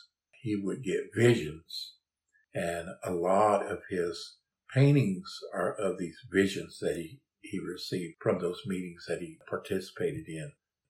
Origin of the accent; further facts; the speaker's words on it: Saddle Mountain, south of Carnegie, Oklahoma, United States; And we come from a Pitoma family. We live around what we call Saddle Mountain, south of Carnegie, Oklahoma. That's our home place.